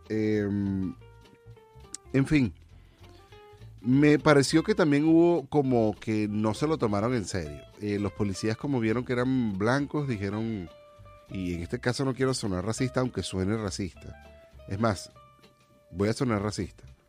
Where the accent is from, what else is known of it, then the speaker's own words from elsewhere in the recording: Venezuela; now in United States; como venezolano